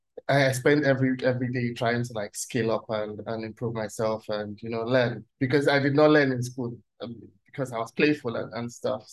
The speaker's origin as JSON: {"language": "English", "country": "Nigeria", "moved": "as an adult", "lives_now": "Germany", "said": "I'm Nigerian"}